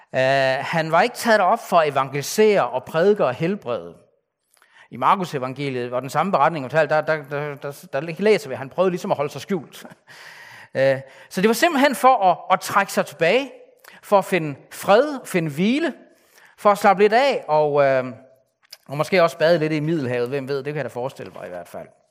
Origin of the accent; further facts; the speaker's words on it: Denmark; mig, der er født som, som ikke-jøde, som, som en dansker